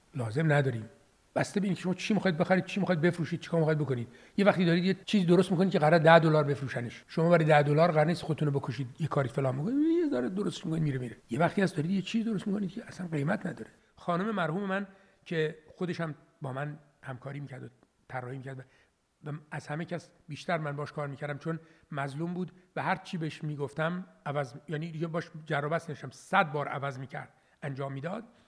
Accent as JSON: {"language": "Persian", "country": "Iran", "tie": "born or raised there", "also_born_or_lived": "Gonabad", "said": "من در ایران متولد شدم"}